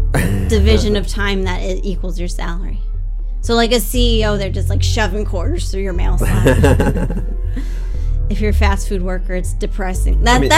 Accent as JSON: {"language": "English", "country": "United States", "moved": "as an adult", "lives_now": "China", "said": "We're from America."}